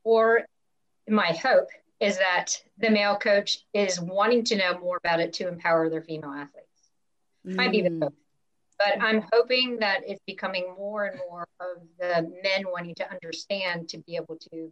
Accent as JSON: {"language": "English", "country": "United States", "tie": "born or raised there", "said": "growing up in the States"}